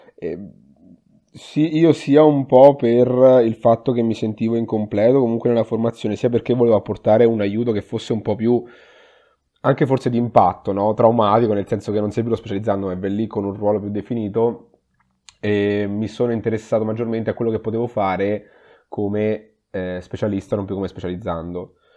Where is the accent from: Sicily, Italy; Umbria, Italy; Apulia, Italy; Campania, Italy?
Umbria, Italy; Perugia; moved away as an adult; now in Padua, Italy; sono umbro in realtà, vengo da Perugia, ho fatto, ho fatto l'università a Perugia